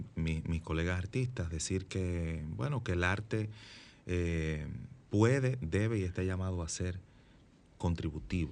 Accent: Santiago de los Caballeros, Santiago, Dominican Republic; yo vivo en Santiago, yo soy de Santiago

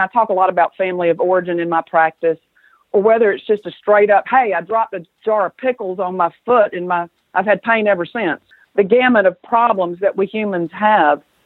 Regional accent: the South, United States; accent: southern; also born or lived in Atlanta; as you might can tell from my accent, I'm a southern girl

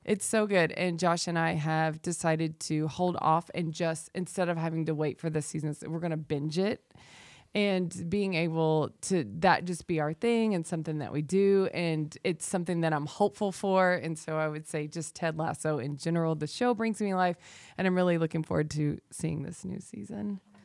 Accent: the South, United States; I'm from the South

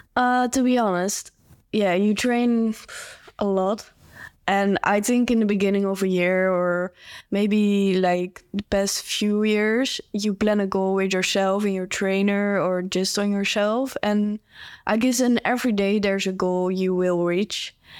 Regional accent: Netherlands; I'm a cyclist, and, um, I'm from the Netherlands

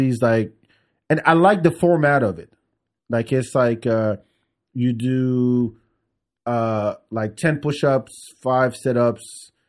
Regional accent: France; moved away; friends I grew up with in France.

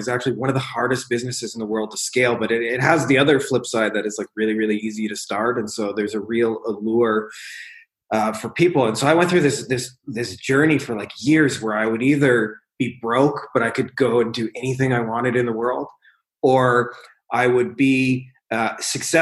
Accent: Windsor, Ontario, Canada; my hometown, Windsor, Ontario, Canada, which is literally like 5 minutes from Detroit.

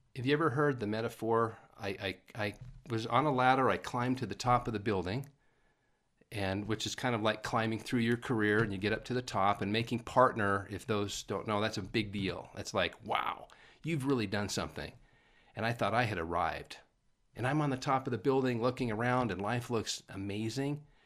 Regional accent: Paul, Idaho, United States; moved away; also born or lived in California / Utah; born and raised in Paul, Idaho.

